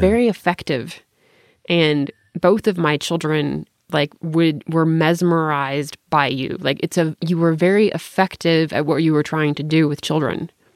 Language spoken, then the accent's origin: English; Tennessee, United States; I'm from Tennessee